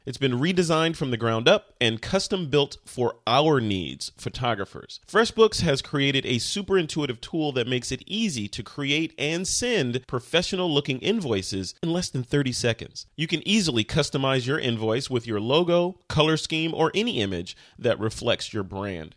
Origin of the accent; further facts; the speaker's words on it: Chicago, Illinois, United States; I am from Chicago